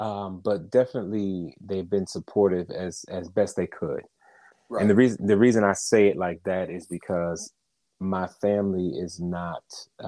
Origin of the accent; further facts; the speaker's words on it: New Jersey, United States; Originally, I'm from New Jersey.